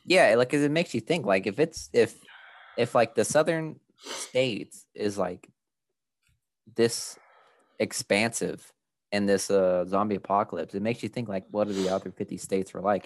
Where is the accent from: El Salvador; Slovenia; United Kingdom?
El Salvador; we come from El Salvador